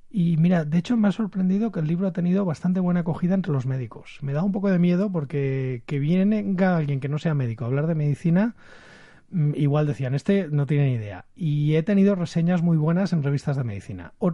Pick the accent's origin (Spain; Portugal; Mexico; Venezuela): Spain; Valencian Community; se nota que somos de Valencia, muy falleros los tres.